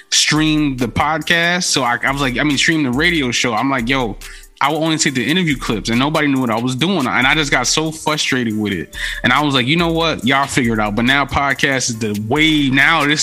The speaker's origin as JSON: {"language": "English", "town": "Bronx", "region": "New York", "country": "United States", "said": "I'm from the Bronx, so you know I got to know Hassan Campbell."}